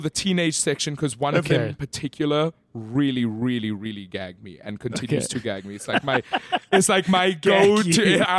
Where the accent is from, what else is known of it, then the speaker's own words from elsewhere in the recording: Johannesburg, Gauteng, South Africa; In Greenside.